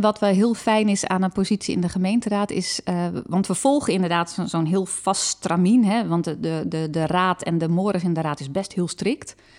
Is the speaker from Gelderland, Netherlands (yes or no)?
yes; Harderwijk, Gelderland, Netherlands; in Harderwijk, waar ik ben opgegroeid